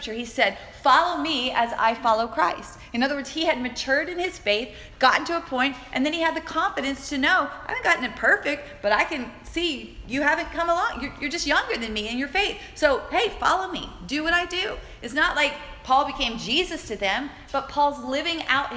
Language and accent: English; Alabama, United States; my little Alabama town